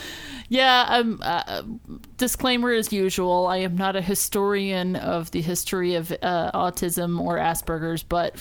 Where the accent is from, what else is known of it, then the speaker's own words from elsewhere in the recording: United States; I am American